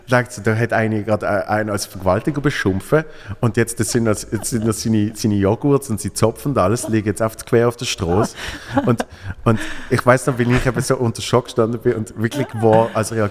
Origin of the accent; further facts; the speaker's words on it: Switzerland; now in Berlin, Germany; Ich bin hier in Berlin, wow, als Schweizer in Berlin